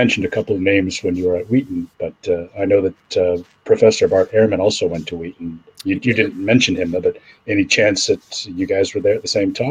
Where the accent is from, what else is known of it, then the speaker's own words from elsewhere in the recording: Canada; I grew up in a Protestant church in Canada